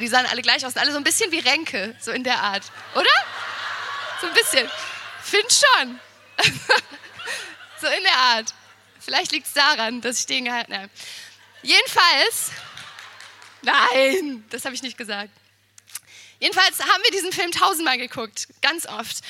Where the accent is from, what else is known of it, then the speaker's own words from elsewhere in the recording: Siegen, North Rhine-Westphalia, Germany; now in Potsdam, Germany; ich bin in Siegen geboren